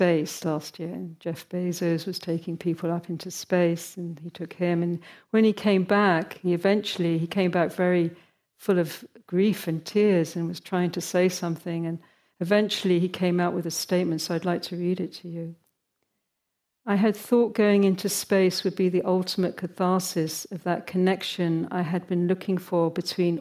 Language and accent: English; United Kingdom; moved away; my home country of Britain where I grew up.